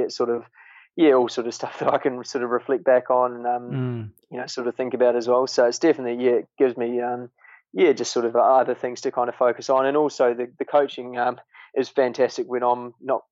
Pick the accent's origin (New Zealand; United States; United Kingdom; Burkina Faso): New Zealand; moved away; I am a Kiwi